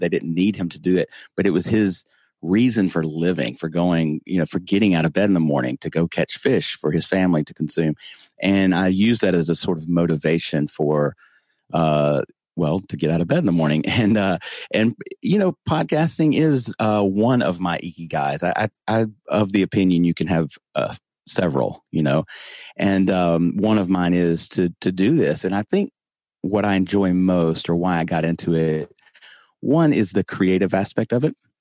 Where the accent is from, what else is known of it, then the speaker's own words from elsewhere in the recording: the South, United States; accent: Southern; I'm from the South. I try not to talk like this, but, you know, I, I do have a Southern accent